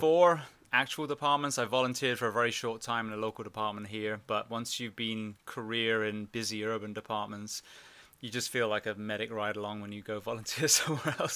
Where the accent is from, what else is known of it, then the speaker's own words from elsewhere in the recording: England, United Kingdom; also born or lived in Orlando / Miami area / California; now in United States; I'm from England originally